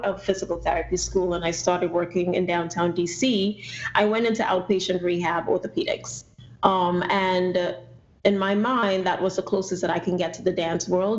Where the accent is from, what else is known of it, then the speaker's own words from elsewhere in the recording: Trinidad & Tobago; moved away as an adult; now in United States; If you do detect an accent, I'm originally from Trinidad and Tobago